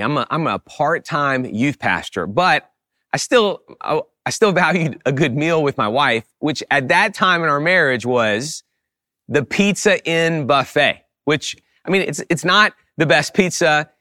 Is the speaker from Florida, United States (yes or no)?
no; New Orleans, Louisiana, United States; I grew up in the New Orleans area